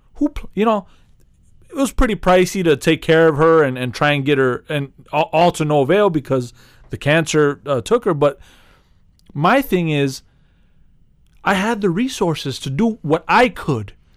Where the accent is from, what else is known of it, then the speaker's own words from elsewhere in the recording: Chicago, Illinois, United States; being a Chicagoan